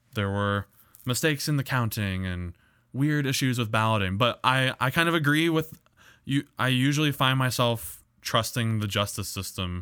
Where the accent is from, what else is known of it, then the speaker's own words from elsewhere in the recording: United States; as an American